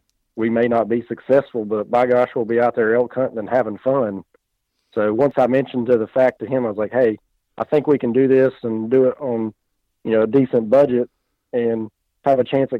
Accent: North Carolina, United States; Yeah, I was born and raised in North Carolina. Been here my entire life. I'm 33 years old, and didn't really grow up in a hunting family.

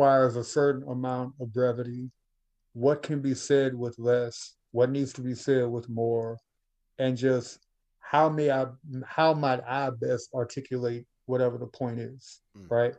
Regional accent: Baton Rouge, Louisiana, United States; my hometown, Baton Rouge

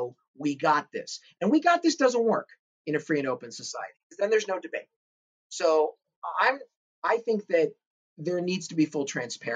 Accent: Santa Monica, California, United States; my hometown in Santa Monica

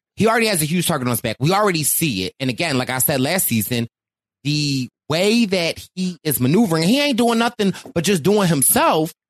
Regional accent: Philadelphia, Pennsylvania, United States; I am from Philly.

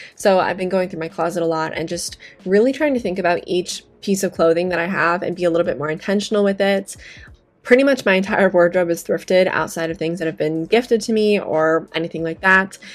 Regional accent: Las Vegas, Nevada, United States; I am from Las Vegas

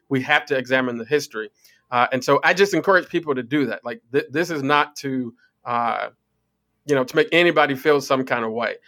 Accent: Chicago, Illinois, United States; I grew up on the West Side.

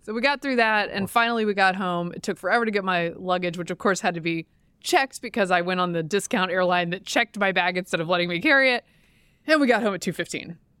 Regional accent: the South, Southern United States, United States; now in Washington, D.C., United States; I, as a Southerner

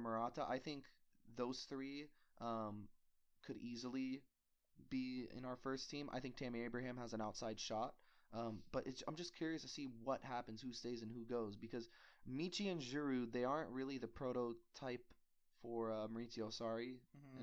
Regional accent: United States; being an American

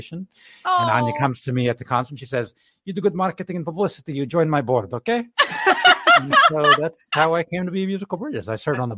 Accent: San Antonio, Texas, United States; moved away as an adult; also born or lived in Japan / East Coast / out west; I'm actually from San Antonio

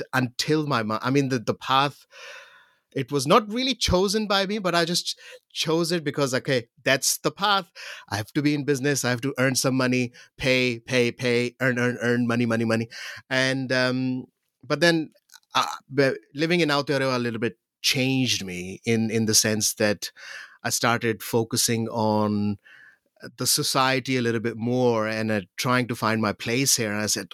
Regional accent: Pakistan; moved away; growing up in Pakistan

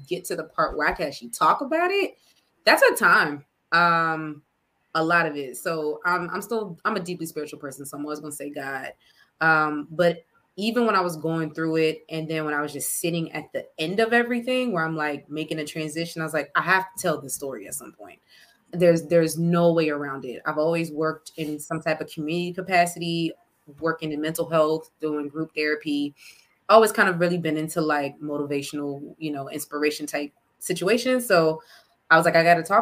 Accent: Temple Hills, Maryland, United States; I'm originally from Prince George's County, Maryland.

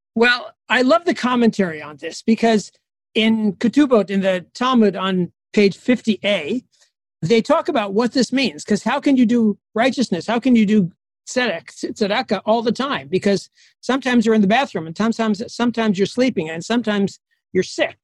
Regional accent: United States; moved away as an adult; now in Addis Ababa, Ethiopia; I'm an American Jewish doctor

